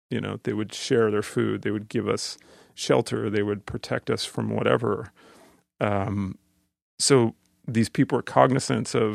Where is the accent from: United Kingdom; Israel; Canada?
Canada; I'm growing up in Canada as a assimilated Canadian